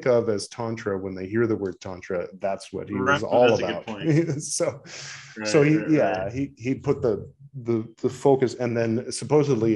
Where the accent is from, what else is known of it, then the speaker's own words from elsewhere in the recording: United States; as an American